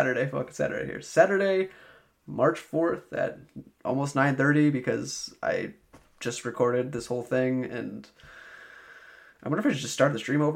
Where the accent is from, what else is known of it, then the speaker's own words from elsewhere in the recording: Albany, United States; Albany, where I'm from